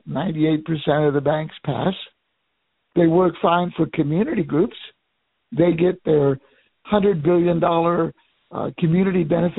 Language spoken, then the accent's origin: English; Miami, Florida, United States; my hometown of Miami